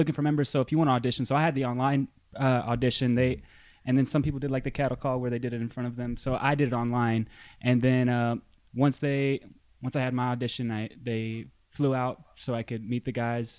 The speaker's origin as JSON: {"language": "English", "town": "Dallas", "region": "Texas", "country": "United States", "said": "I'm from Dallas, Texas"}